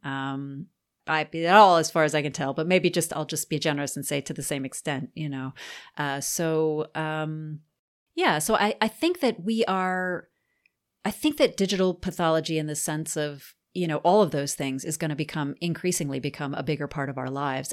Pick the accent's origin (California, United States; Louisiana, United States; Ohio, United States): Louisiana, United States; New Orleans; moved away as an adult; now in Auburn, United States; I'm from New Orleans, um, which probably explains a lot.